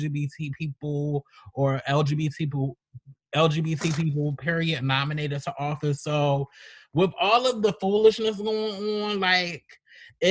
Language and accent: English; Baltimore, Maryland, United States; my hometown, Baltimore, Maryland